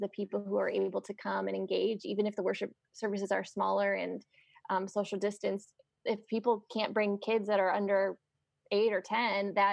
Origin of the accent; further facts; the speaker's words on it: United States; my freedom as an American